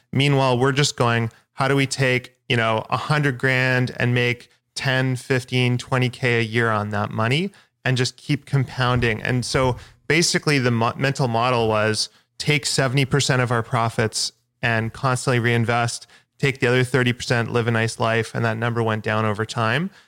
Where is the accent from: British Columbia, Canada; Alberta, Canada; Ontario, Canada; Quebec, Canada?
British Columbia, Canada; Victoria; in my hometown in Victoria